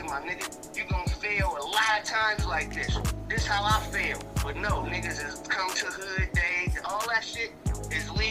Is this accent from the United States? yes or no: yes; Los Angeles, California, United States; I'm from Los Angeles